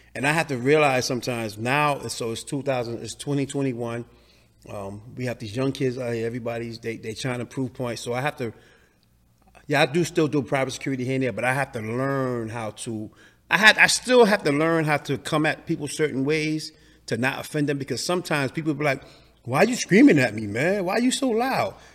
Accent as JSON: {"language": "English", "town": "New York City", "region": "New York", "country": "United States", "tie": "born or raised there", "said": "I grew up in the Lower East Side"}